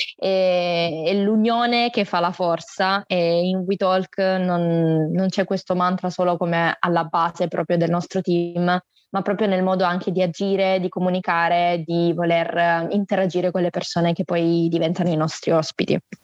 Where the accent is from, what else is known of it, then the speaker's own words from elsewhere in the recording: Salento, province of Lecce, Apulia, Italy; also born or lived in Varese, Lombardy; Sono nata a Varese, in Lombardia, ma poi per eh, via del lavoro del mio papà ci siamo trasferiti in Salento, eh, in provincia di Lecce, dove praticamente abito da quando ho due anni